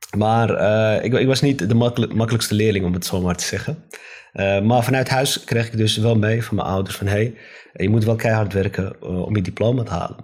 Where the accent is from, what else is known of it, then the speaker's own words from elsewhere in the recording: Amsterdam, North Holland, Netherlands; ik ben opgegroeid in Amsterdam-Osdorp.